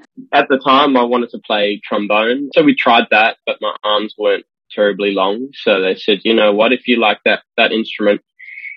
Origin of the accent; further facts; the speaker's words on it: Australia; moved away as an adult; now in Amsterdam, Netherlands; I'm Australian. I've been living in the Netherlands since 2009